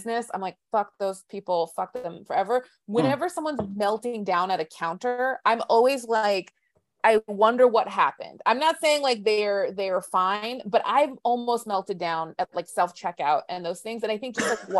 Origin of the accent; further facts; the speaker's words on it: Tucson, Arizona, United States; now in Los Angeles, United States; I grew up in Tucson